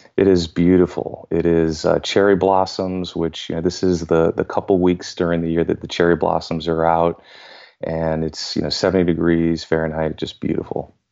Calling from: suburbs of Washington, D.C., in Virginia, United States; I am calling in from the suburbs of Washington, D C, in Virginia

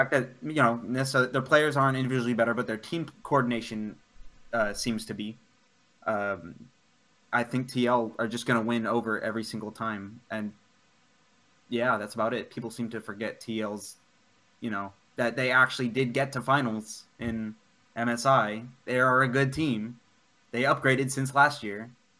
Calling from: Houston, Texas, United States

